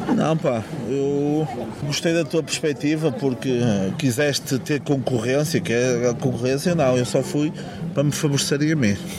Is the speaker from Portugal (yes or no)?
yes; Portugal; meu país. Porque Portugal é um país